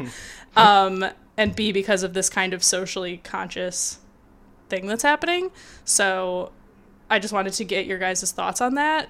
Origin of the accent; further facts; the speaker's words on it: Michigan, United States; I grew up in Michigan